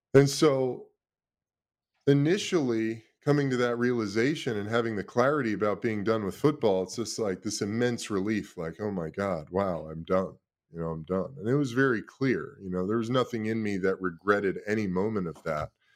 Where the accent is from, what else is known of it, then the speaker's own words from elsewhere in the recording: Los Angeles, California, United States; also born or lived in Brooklyn, New York City, United States; I was born in New York City, lived in Brooklyn till I was ten years old, parents got divorced when I was seven. My mom moved my brother and I out to Los Angeles when I was ten